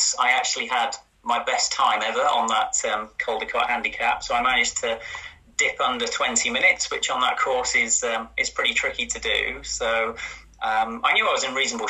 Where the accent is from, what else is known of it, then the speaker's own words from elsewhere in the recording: Yorkshire and the Humber, United Kingdom; also born or lived in Cambridge; I was born in Cambridge, and my mum and dad moved up to sort of Yorkshire when I was for secondary school age